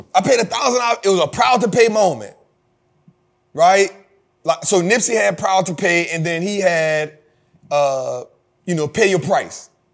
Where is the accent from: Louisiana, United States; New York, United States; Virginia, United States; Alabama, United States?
Louisiana, United States; New Orleans; I'm from New Orleans